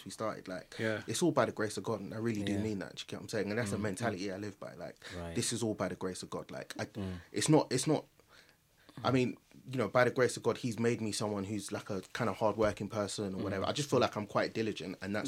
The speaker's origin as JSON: {"language": "English", "region": "London", "country": "United Kingdom", "tie": "born or raised there", "said": "I grew up in Northwest London"}